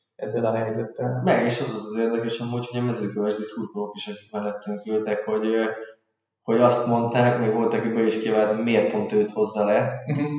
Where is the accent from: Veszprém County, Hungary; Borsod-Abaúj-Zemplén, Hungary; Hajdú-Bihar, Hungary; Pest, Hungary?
Hajdú-Bihar, Hungary; Debrecen; debreceni vagyok